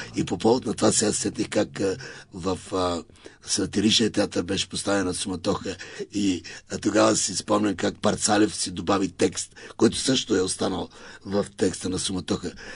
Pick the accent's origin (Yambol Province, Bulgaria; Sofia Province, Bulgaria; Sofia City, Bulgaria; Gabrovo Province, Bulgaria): Yambol Province, Bulgaria; Elhovo; Аз съм от Южния и Източна България. Аз съм от Елхово.